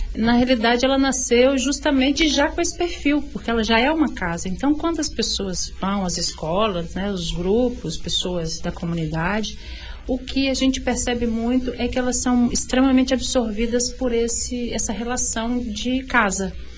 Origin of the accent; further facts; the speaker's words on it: Vitória, Espírito Santo, Brazil; Eu sou capixaba, eu sou, de nasci em Vitória, é, eu, eu sou da Ilha do Príncipe, eu nasci na Ilha do Príncipe, né, assim, sou dali, moradora dali